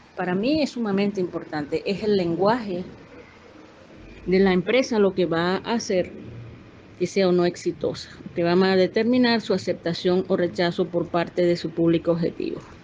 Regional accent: Venezuela; moved away; yo soy venezolana

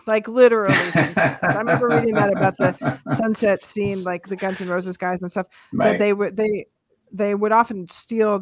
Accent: Seattle, Washington, United States; growing up in Seattle

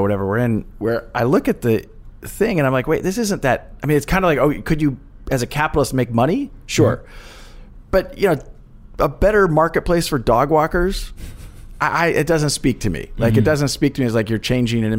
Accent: Kansas, United States; I grew up actually in the Midwest in Kansas

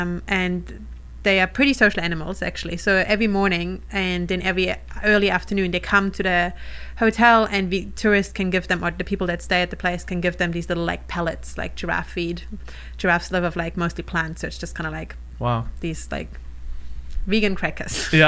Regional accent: New Zealand; accent: Kiwi; Sorry, my Kiwi accent is going to confuse everyone.

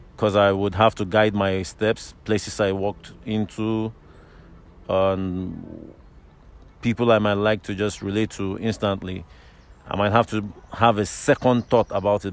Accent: Lagos, Nigeria; moved away as an adult; also born or lived in Abuja, Nigeria / Obafemi Awolowo University, Nigeria; now in Ireland; I was born bred up in Lagos

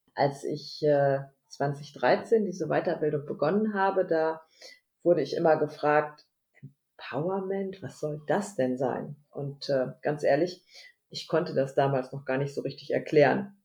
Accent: Lübbecke, North Rhine-Westphalia, Germany; Homeoffice hier in Lübbecke. Lübbecke ist eine Kleinstadt am Rande von Nordrhein-Westfalen. Wir sind so der nördlichste Zipfel

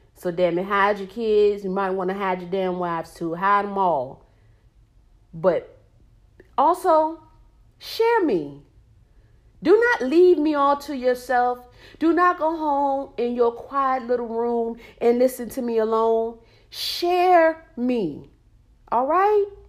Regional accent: Norfolk, Virginia, United States; moved away as an adult; now in Charlotte, United States; I am from Norfolk, Virginia, seven cities

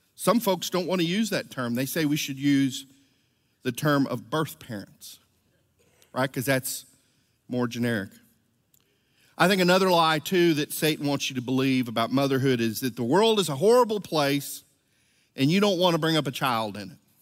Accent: Venezuela; moved away; I was from Venezuela, I was actually baptized as a Catholic

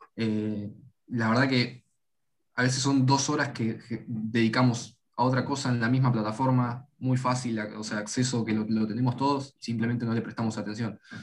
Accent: Argentina; Nacimos acá, eh, o en Latinoamérica en general

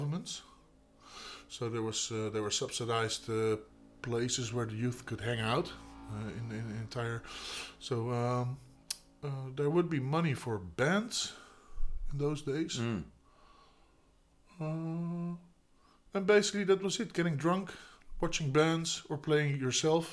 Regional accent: Noordwijk, South Holland, Netherlands; also born or lived in Voorburg; I grew up in Noordwijk. I lived in Noordwijk. That's where I grew up. I wasn't born there.

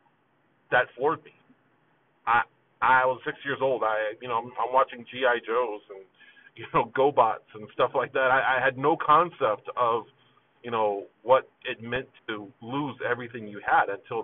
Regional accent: Phoenix, Arizona, United States; also born or lived in New Haven, Connecticut; I grew up on the west side of Phoenix

